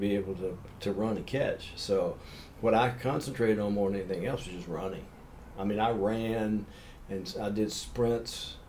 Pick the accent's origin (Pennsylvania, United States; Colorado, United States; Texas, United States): Texas, United States; born there; also born or lived in Louisiana / Mississippi; I was born in Texas. {S0} Okay. {S1} And my dad worked for Humble Oil Company, and we moved around an awful lot. I lived in Louisiana. I lived in Mississippi. I lived in Grand Isle, Louisiana, which is a little island off the coast.